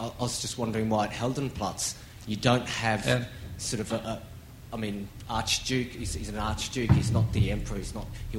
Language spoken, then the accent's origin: English; Australia; accent: Australian; It's my Australian accent, sorry.